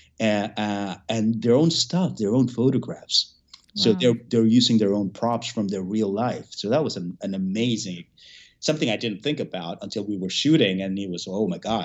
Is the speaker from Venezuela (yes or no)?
yes; Venezuela; moved away as an adult; now in United States; Then my parents migrated from Cuba to Venezuela. I was born in Venezuela